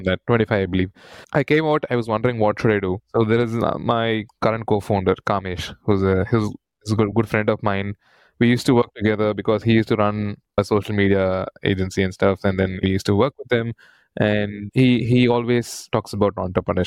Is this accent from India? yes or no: yes; Chennai, Tamil Nadu, India; I was born and brought up in Chennai. So I went done my entire schooling and engineering in Chennai